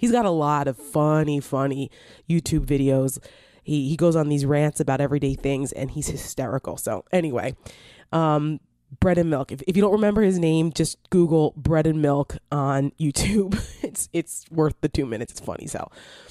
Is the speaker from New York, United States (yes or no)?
no; New Jersey, United States; now in Northern Virginia, United States; I'm from Jersey.